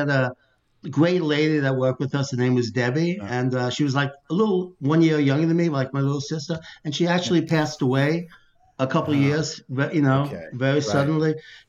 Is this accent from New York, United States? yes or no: yes; New York City, New York, United States; I grew up in Brooklyn and, you know, I lived in the city.